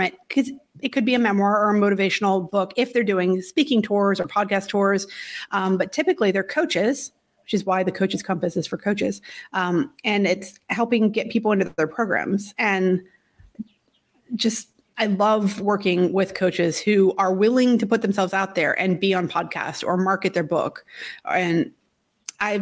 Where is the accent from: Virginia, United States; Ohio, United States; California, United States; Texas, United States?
Virginia, United States; moved away; also born or lived in Syracuse; I'm from Virginia. I'm used to all the seasons